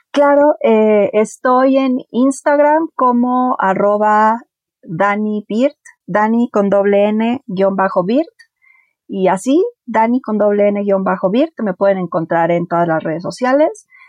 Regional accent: Mexico City, Mexico; Mi familia originalmente somos de Mazatlán. Yo soy la primera persona que nació aquí en la Ciudad de México.

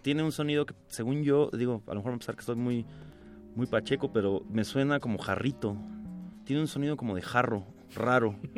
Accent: Ciudad Satélite, State of Mexico, Mexico; also born or lived in Del Valle, Mexico City; now in Mexico City, Mexico; yo crecí allá en en esas tierras donde no hay nada que hacer

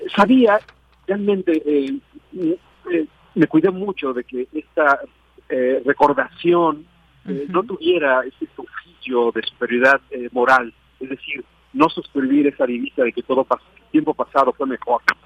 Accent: Ahualulco, Mexico; una memoria de mi pueblo

